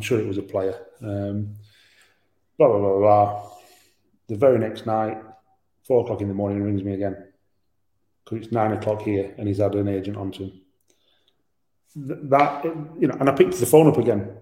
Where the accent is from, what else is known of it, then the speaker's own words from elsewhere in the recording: Yorkshire and the Humber, United Kingdom; I'm a Yorkshireman.